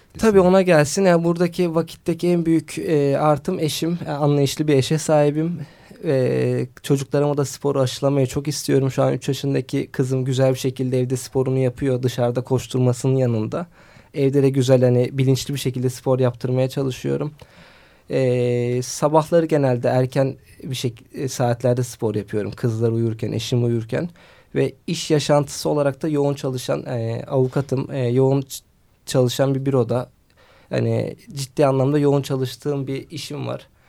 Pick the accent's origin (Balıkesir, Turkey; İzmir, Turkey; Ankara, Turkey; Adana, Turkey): Balıkesir, Turkey; Bandırma; 1989 Bandırma doğumluyum